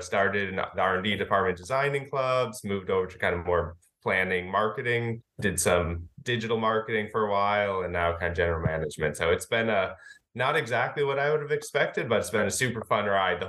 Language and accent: English; just outside of the Detroit area, Michigan, United States; I grew up in Michigan as an engineer. So I was a mechanical engineer out at college, and growing up kind of just outside of the Detroit area.